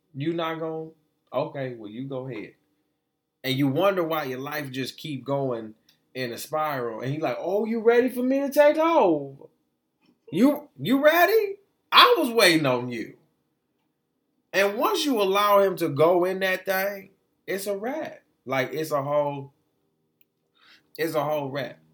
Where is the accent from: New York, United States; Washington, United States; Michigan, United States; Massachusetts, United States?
Michigan, United States; Detroit; also born or lived in Florida; I was raised in the three one three since I was like two years old